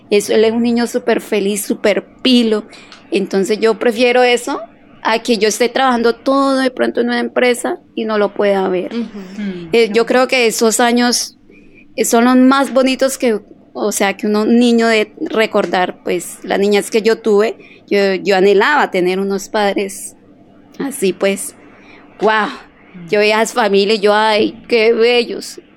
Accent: Cali, Valle del Cauca, Colombia; Eh, o sea, yo soy caleña, sí. 100% pescaleña.

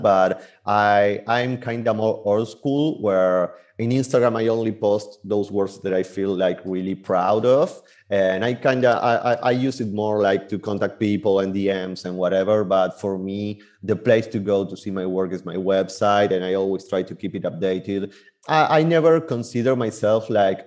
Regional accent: Buenos Aires Province, Argentina; now in Buenos Aires, Argentina; I was born and raised in Buenos Aires, Argentina

